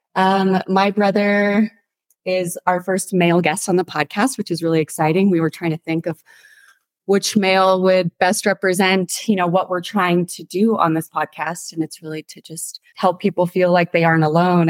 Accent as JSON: {"language": "English", "town": "Santa Fe", "region": "New Mexico", "country": "United States", "tie": "born or raised there"}